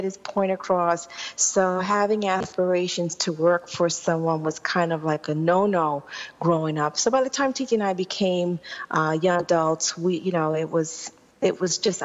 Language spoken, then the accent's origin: English; New York City, New York, United States; When I was growing up in Queens